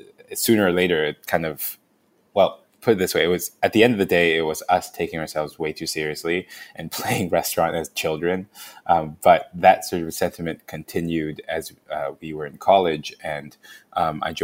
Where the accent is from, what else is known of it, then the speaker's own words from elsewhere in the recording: Hong Kong; moved away as an adult; also born or lived in Canada / California / New Haven; So I'm from Hong Kong. I grew up there